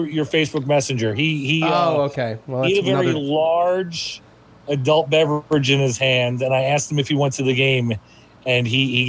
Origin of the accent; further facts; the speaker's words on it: New Jersey, United States; where I grew up, I could have swam to New York City from where I grew up in Jersey.